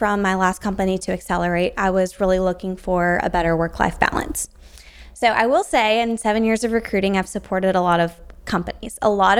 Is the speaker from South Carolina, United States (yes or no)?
yes; South Carolina, United States; I'm from South Carolina.